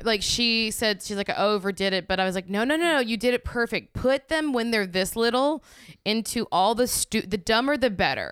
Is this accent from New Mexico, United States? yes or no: no; Louisiana, United States; also born or lived in New York; now in Los Angeles, United States; I grew up in Louisiana, I lived in New York, now I live in L